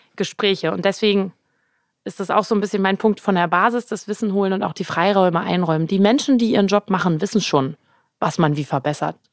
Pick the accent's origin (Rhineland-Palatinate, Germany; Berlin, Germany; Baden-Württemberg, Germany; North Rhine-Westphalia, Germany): Berlin, Germany; moved away; also born or lived in London / Brisbane / Potsdam, New York / Hamburg; ich bin ein Berlin-Returner. Ich bin zwar in Berlin geboren, aber war lange nicht